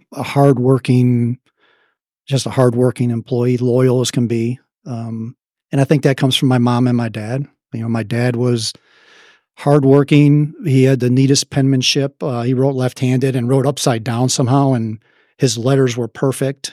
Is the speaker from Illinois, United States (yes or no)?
yes; Chicago, Illinois, United States; accent: Midwestern; moved away as an adult; now in Dallas, United States; South Side of Chicago